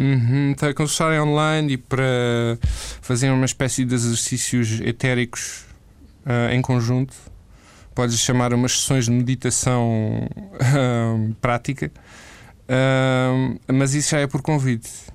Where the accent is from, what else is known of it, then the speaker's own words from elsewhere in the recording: Portugal; moved away as an adult; also born or lived in Amsterdam, Netherlands; eu saí de Portugal porque senti que precisava de mudança de ares